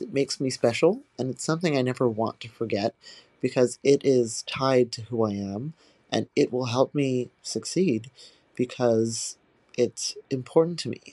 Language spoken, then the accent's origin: English; Hawaii, United States; moved away as an adult; now in New York City, United States; I was born and raised in Hawaii by my biological parents